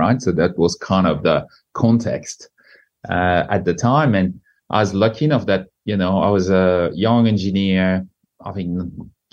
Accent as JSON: {"language": "English", "region": "northern France", "country": "France", "tie": "born or raised there", "moved": "as an adult", "lives_now": "Australia", "said": "born in the north of France"}